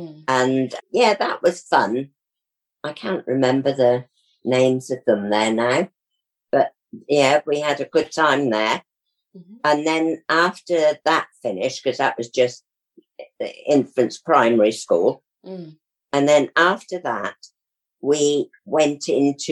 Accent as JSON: {"language": "English", "region": "Wales", "country": "United Kingdom", "also_born_or_lived": "Somerset", "accent": "Welsh, Somerset", "moved": "yes", "said": "I come from Wales"}